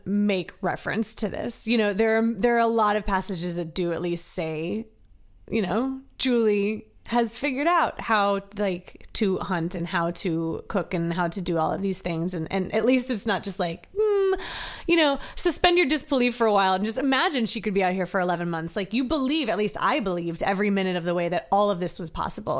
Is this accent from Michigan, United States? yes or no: no; Virginia, United States; born and raised in Virginia